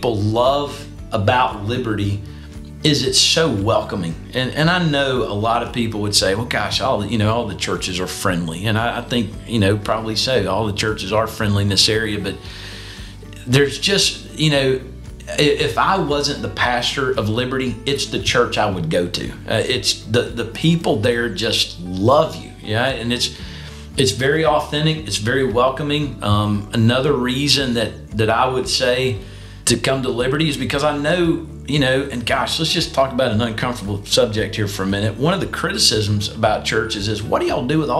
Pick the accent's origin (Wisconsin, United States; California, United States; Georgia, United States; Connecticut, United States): Georgia, United States; Ringgold; moved away as an adult; also born or lived in Birmingham, Alabama; I grew up in Ringgold, which is one of the communities in Northwest Georgia.